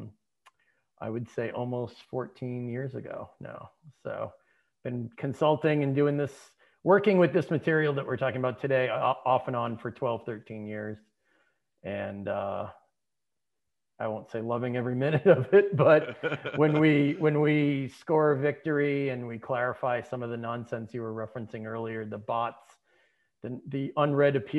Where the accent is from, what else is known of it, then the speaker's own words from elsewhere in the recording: Boston, Massachusetts, United States; moved away as an adult; also born or lived in California / Seattle / New York; now in Boston, United States; I grew up here in the Boston area.